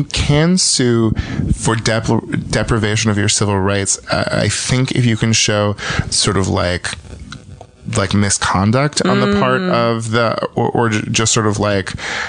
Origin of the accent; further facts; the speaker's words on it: California, United States; also born or lived in Minnesota; I'm from California